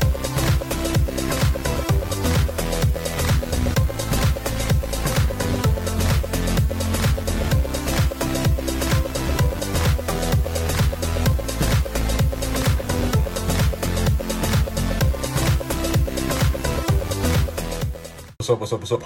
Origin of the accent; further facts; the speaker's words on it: Trenton, New Jersey, United States; I'm from Trenton, New Jersey. It's a small town. It's the capital.